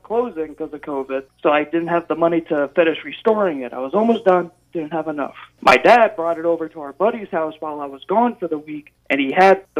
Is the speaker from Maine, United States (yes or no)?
yes; Arundel, Maine, United States; I am from Arundel, Maine.